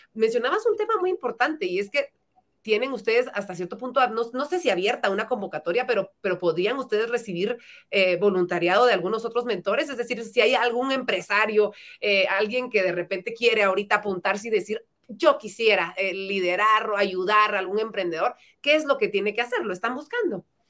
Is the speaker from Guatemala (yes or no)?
yes; Guatemala; nos da la oportunidad de poder crecer como guatemaltecos